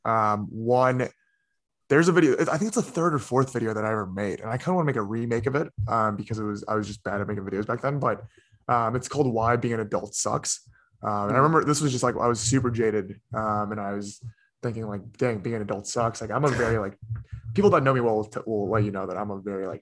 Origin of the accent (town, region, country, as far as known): United States; born or raised there; also born or lived in South Korea